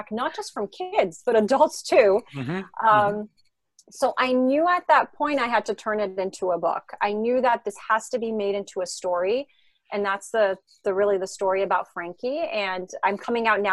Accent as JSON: {"language": "English", "country": "France", "tie": "born or raised there", "also_born_or_lived": "Israel", "second_language": "English", "moved": "yes", "lives_now": "Los Angeles, United States", "said": "I grew up in France. So that's where I learned French."}